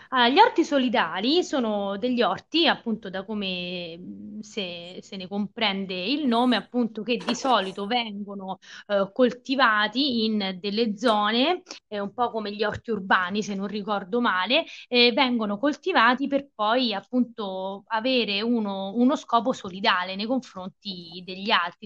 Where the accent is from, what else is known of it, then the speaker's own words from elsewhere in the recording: Viterbo, Lazio, Italy; io sono viterbese, viterbese, eh, sì, nata a Viterbo, vissuta a Viterbo, studiato e laureata a Viterbo